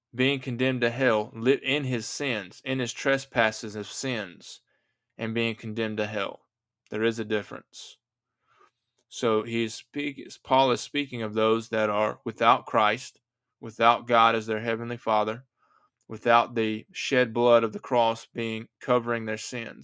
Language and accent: English; United States; I'm an American